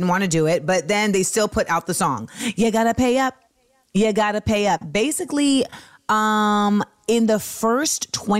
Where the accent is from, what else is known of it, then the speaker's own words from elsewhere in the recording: Florida, United States; moved away; also born or lived in New York; I grew up in Florida too